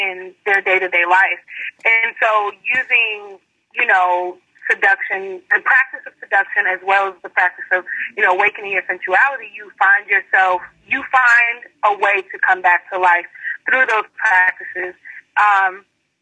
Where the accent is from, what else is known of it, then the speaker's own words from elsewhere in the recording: Chicago, Illinois, United States; I'm 27. I'm from Chicago